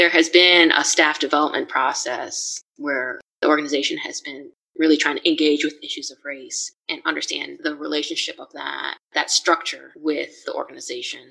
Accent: Chicago area, Illinois, United States; I'm from the Chicago area, came from a pretty diverse town and sort of region right outside of Chicago

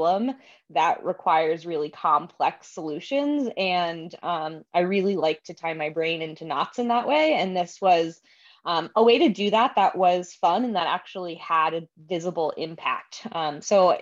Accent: Virginia, United States; I grew up in Virginia

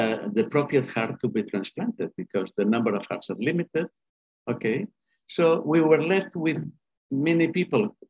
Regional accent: Spain; also born or lived in Boston, Massachusetts, United States / London, United Kingdom; now in Barcelona, Spain; I'm from Spain. In fact, I was born in Boston, Massachusetts

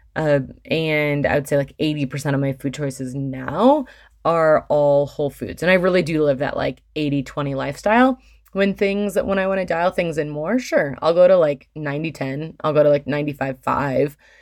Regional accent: Michigan, United States; now in Colorado, United States; I grew up in Michigan

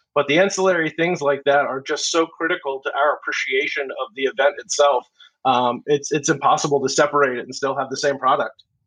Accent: outside of Philadelphia, Pennsylvania, United States; moved away as an adult; I grew up in the Northeast. I grew up outside of Philadelphia

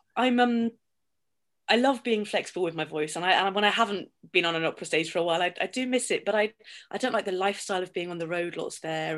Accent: Somerset, South West England, United Kingdom; I grew up in Somerset, Southwest

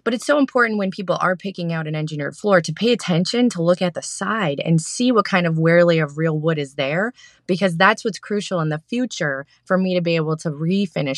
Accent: Green Bay, Wisconsin, United States; now in the South, United States; Wisconsin. I'm from the from Titletown area, from Green Bay, Appleton area.

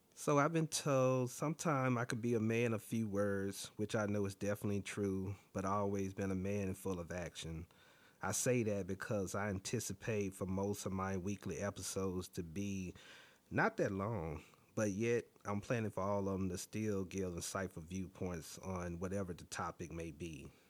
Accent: Alabama, United States; now in Washington, D.C., United States; born and raised in Alabama, but I live in multiple other cities as well and currently reside in Washington, D C.

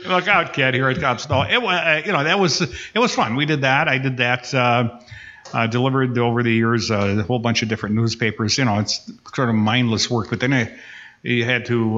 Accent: Upper Peninsula of Michigan, United States; now in Kenosha, United States; I was born up in the Upper Peninsula of Michigan. Uh, we lived right on the border between Wisconsin and Michigan

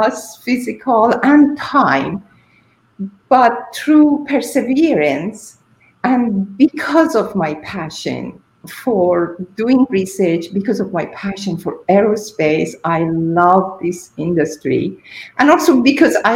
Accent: Iran; moved away as an adult; also born or lived in England; I am originally from Iran, so my parents, my you know, family weren't there to provide me with support

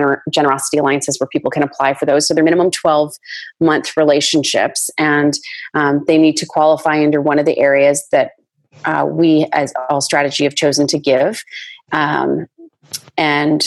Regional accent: Canada; Just being Canadian

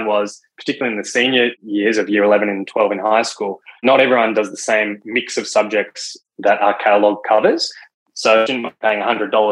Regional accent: Victoria, Australia; as co-founders, that's where we grew up in Victoria

